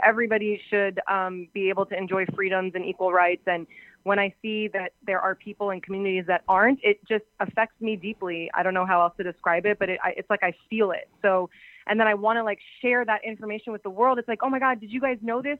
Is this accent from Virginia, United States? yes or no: yes; Arlington, Virginia, United States; I was born in Arlington, Virginia